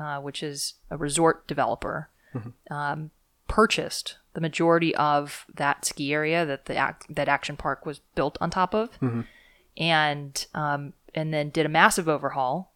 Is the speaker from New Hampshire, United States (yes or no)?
no; Ventura County, California, United States; I grew up in Ventura County